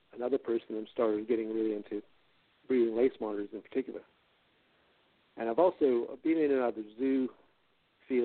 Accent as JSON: {"language": "English", "region": "central Canada", "country": "Canada", "tie": "born or raised there", "moved": "as an adult", "lives_now": "Australia", "said": "I was born in Canada, and I was really into herps from a very young age, and central Canada is probably not the ideal place. The province I grew up in had 8 species in total"}